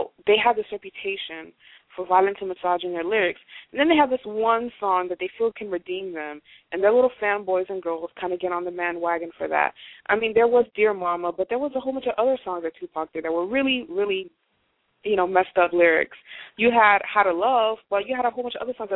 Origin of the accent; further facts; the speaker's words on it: Haiti; English is a second language; moved away; as a child in Haiti, I didn't speak English